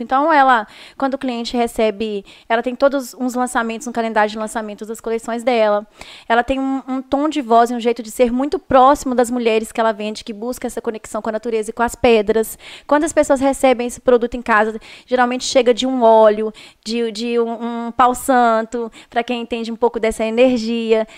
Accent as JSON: {"language": "Portuguese", "town": "Viçosa", "region": "Minas Gerais", "country": "Brazil", "also_born_or_lived": "Teixeiras", "lives_now": "Belo Horizonte, Brazil", "said": "sou de Viçosa"}